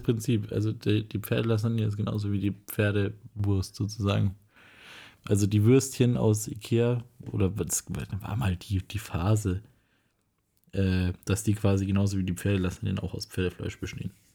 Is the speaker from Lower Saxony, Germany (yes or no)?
no; Nuremberg, Bavaria, Germany; bei uns in Nürnberg